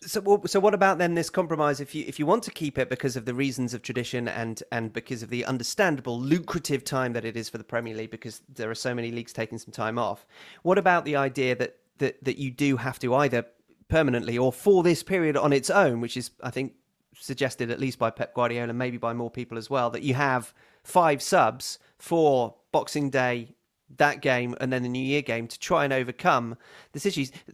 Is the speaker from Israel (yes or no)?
no; United Kingdom; as a British person